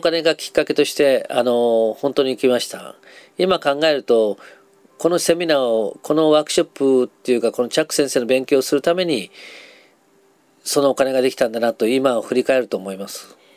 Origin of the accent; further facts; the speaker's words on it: Nagasaki, Japan; 長崎出身なので